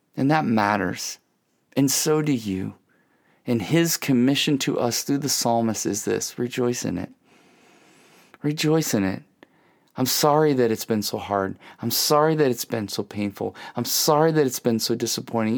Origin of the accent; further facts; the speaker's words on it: Ohio, United States; I grew up in Ohio